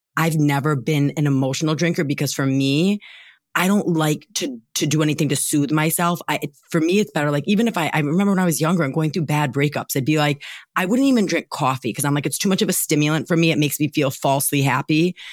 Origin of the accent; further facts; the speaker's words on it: Wisconsin, United States; we're from Wisconsin too